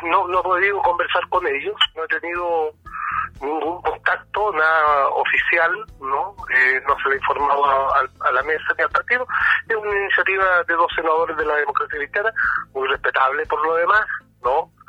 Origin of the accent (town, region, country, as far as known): Chile